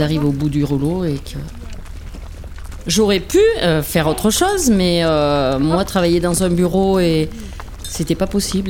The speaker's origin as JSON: {"language": "French", "area": "La Chavade, Puy-de-Dôme", "region": "Auvergne-Rhône-Alpes", "country": "France", "tie": "born or raised there", "said": "je suis née à La Chavade, commune du Val-Belay, dans le Puy-de-Dôme"}